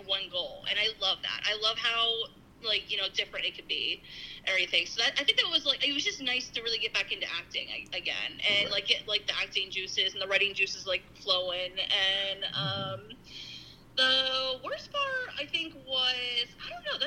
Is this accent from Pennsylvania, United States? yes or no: yes; Schuylkill County, Pennsylvania, United States; I'm from Schuylkill County